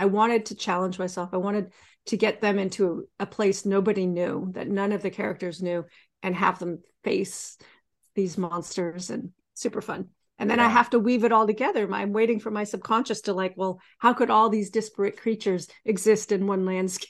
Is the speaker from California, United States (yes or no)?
yes; Sonoma, California, United States; I grew up in Sonoma, but my father worked in San Francisco.